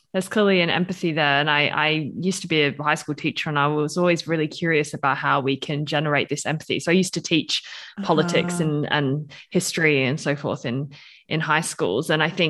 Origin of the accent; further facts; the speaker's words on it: Australia; now in Switzerland; I'm Australian, British, I live in Switzerland.